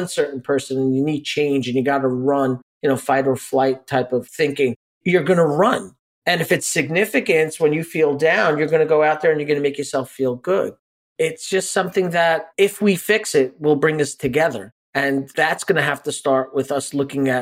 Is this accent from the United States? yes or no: yes; New York City, New York, United States; we grew up in Brooklyn